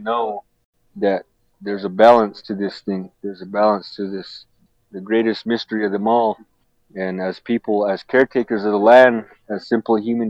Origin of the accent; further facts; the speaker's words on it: Duck Valley Shoshone-Paiute Nation, Fort McDermitt, Nevada, United States; I'm from the Western Shoshone people and the Northern Paiute people